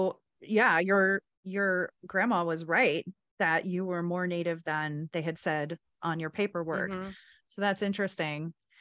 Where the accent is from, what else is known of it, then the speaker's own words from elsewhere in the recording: Anadarko, Oklahoma, United States; Anadarko is my hometown